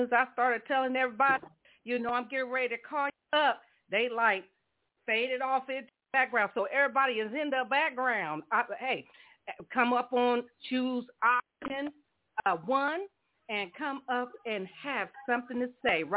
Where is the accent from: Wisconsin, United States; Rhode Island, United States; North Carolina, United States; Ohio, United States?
Ohio, United States; Columbus; I'm from Columbus, Ohio myself